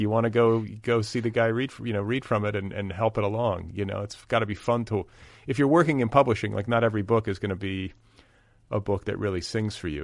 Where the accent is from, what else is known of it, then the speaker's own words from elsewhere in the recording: Milwaukee, Wisconsin, United States; now in Los Angeles, United States; I'm from Milwaukee, eh, in the Midwest, but my home is in Los Angeles